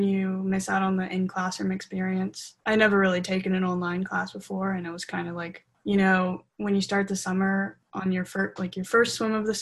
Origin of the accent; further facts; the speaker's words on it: Mississippi, United States; I grew up in Mississippi